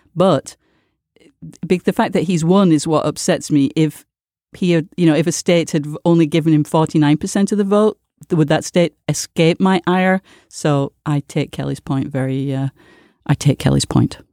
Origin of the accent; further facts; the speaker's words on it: United Kingdom; I grew up in Britain